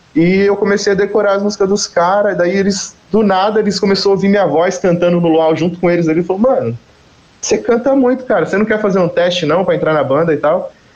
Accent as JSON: {"language": "Portuguese", "town": "Carapicuíba", "region": "São Paulo", "country": "Brazil", "also_born_or_lived": "Osasco", "moved": "yes", "said": "Eu sou de Carapicuíba"}